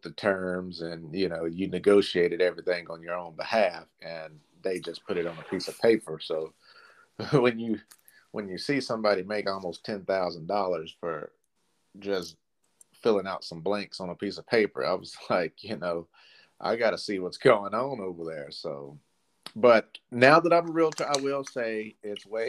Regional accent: Clarksville, Tennessee, United States; I was born and raised here in Clarksville

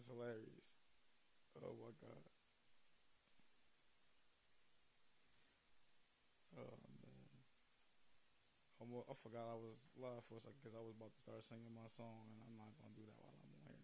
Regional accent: New York, United States; I'm from New York.

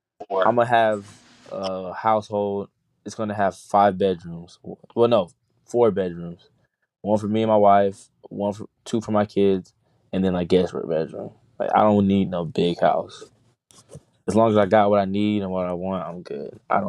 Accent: Jacksonville, Florida, United States; moved away; Coming back to Jacksonville and just being a star from my hometown

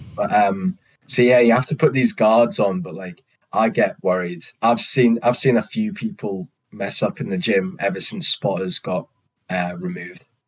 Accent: United Kingdom

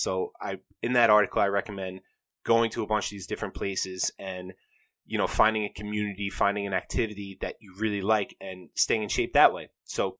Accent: New York, United States; I'm from New York

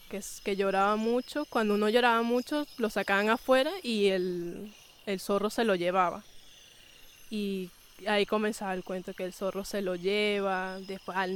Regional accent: Bolívar, Venezuela; Yo disfruto estar aquí, amo mi gran sabana, lo amo. Y claro, me, me graduó y es para mi pueblo. Si yo no quiero cambiar mi churuatica por un edificio, eso no, no me puedo despegar de mis orígenes, jamás

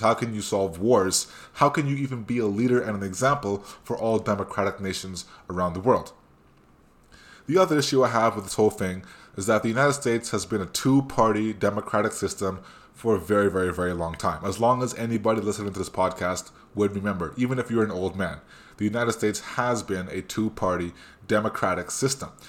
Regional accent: Canada; the one thing I'm most proud about, about being Canadian, is the fact that I'm not American

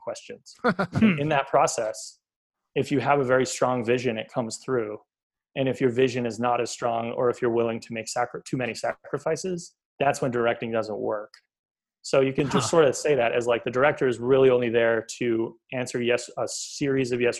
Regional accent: Beverly, Massachusetts, United States; also born or lived in Boston; I am from Beverly.

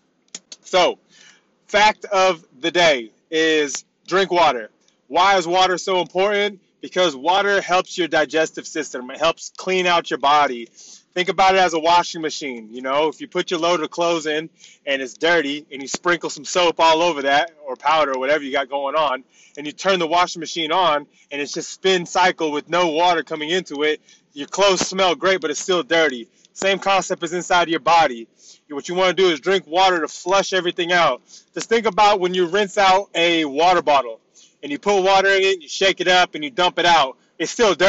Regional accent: United States; moved away; I was born and raised in the States

